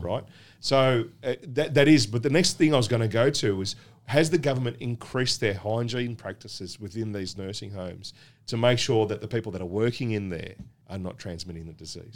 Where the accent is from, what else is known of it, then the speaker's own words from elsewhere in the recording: Australia; being born and bred in Australia